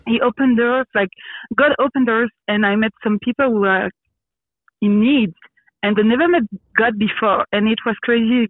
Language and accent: English; Belgium; English is a second language; also born or lived in Brussels / Quebec / Grenoble; Yes, I grew up in Belgium. Um, uh, I'm born in Brussels, so the capital of the country. Mm-hmm. Uh, but I grew up in a small village with my family